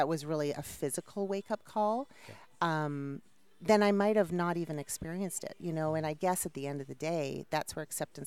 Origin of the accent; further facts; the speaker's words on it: Toronto, Ontario, Canada; moved away as an adult; now in United States; I'm from Toronto, Canada